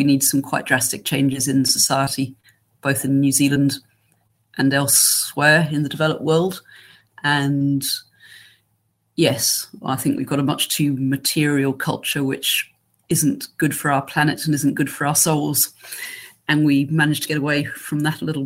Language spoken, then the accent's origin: English; England, United Kingdom; accent: English; moved away; as you can tell from my accent, I'm English